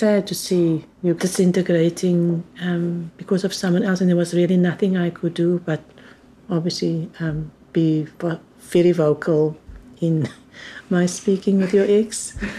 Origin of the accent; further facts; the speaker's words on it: South Africa; now in New Zealand; Yes, I am a South African. I'll always be. I always belong to Africa.